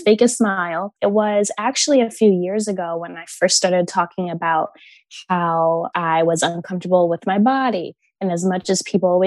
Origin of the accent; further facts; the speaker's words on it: Connecticut, United States; also born or lived in Baltimore, Maryland; I was born in Baltimore up until I was 5. And then I moved to Connecticut, where I was literally the only Black girl in town